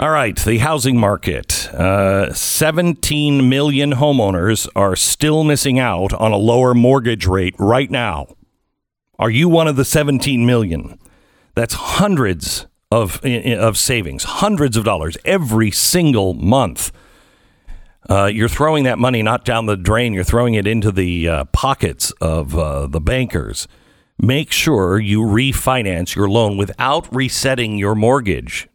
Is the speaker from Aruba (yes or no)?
no; West Coast, United States; now in Texas, United States; I grew up in the West Coast